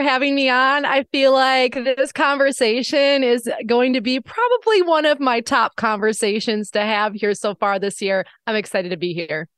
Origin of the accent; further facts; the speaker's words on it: Wisconsin, United States; my small hometown in Wisconsin